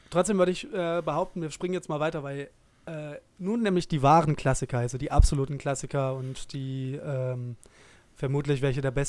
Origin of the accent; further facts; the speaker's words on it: Dresden, Saxony, Germany; kleine Anekdote aus meiner Zeit in meiner alten Heimatstadt Dresden